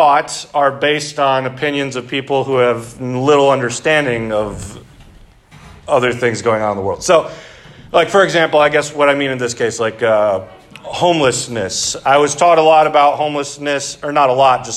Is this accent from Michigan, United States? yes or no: yes; Three Oaks, Michigan, United States; I grew up in Three Oaks.